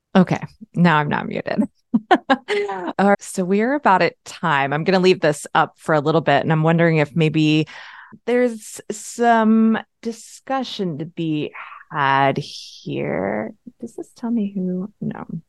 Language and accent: English; Pennsylvania, United States; I'm a Pennsylvanian, I'm an American